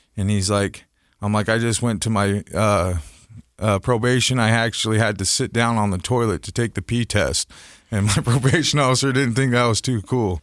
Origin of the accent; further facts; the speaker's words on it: Salt Lake City, Utah, United States; I grew up here in Salt Lake City